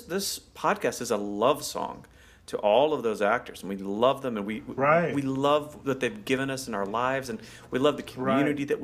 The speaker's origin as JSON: {"language": "English", "region": "Arkansas", "country": "United States", "said": "I'm from Arkansas, like I'm from not too far from where Mr. Alvin is"}